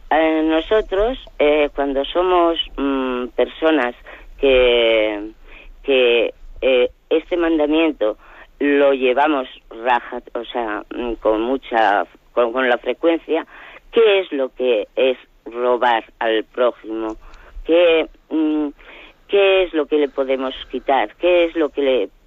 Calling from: Lleida, Catalonia, Spain; de Lérida.

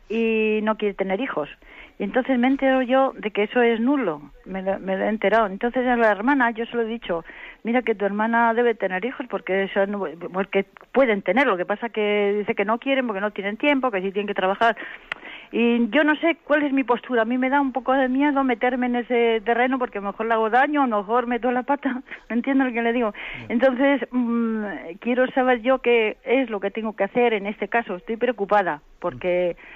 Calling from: Santander, Cantabria, Spain; de Santander.

